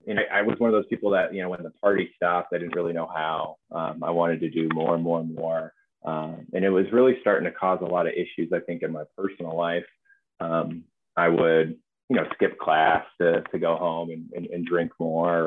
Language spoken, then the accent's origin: English; Austin, Texas, United States; I did a lot of my growing up in Austin, Texas, mostly in the hill country